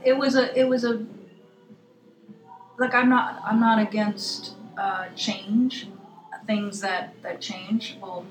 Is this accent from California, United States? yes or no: yes; Los Angeles, California, United States; I grew up